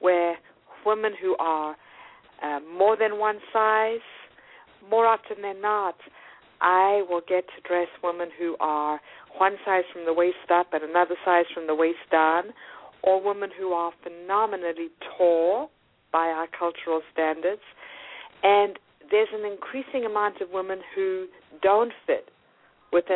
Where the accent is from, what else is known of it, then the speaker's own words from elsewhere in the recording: South Africa; also born or lived in New York; now in United States; growing up in South Africa during the apartheid era